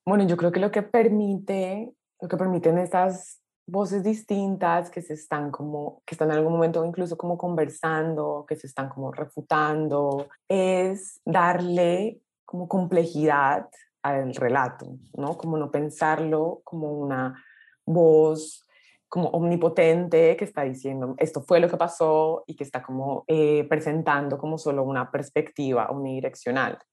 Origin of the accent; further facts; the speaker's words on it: Colombia; nací en Colombia